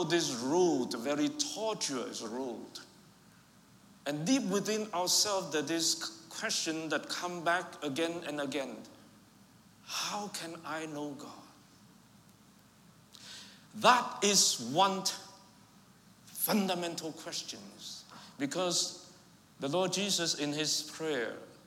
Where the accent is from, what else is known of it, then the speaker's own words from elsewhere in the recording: Vietnam; first language Vietnamese; English is a second language; moved away; I was raised and born in Vietnam, but I have Chinese ancestry.